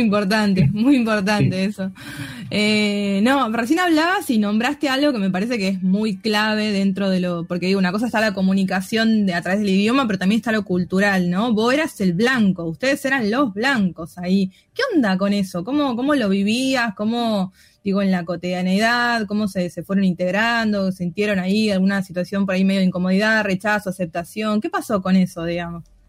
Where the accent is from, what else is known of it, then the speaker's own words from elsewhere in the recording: Tucumán, Argentina; nosotros, les tucumanos, argentinos, nos juzgan por los porteños